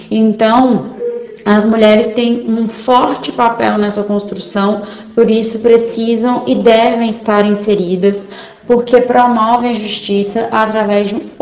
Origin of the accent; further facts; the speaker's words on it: Porto Alegre, Rio Grande do Sul, Brazil; eu sou de Porto Alegre